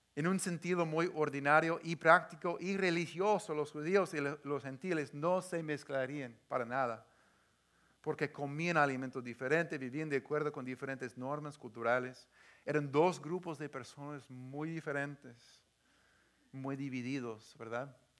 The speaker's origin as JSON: {"language": "Spanish", "area": "the Northwest", "region": "Pacific Northwest", "country": "United States", "tie": "born or raised there", "said": "yo crecí aquí en, en el Northwest, esa gente tan cerrada"}